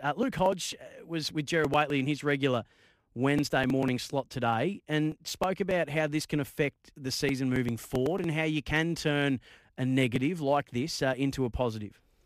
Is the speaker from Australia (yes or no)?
yes; Bendigo, Victoria, Australia; I grew up in Bendigo